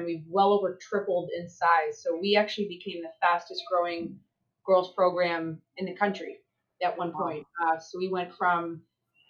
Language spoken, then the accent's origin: English; New Brunswick, Canada; moved away as an adult; now in United States; I'm from the small part of Canada. I'm a Maritimer from New Brunswick.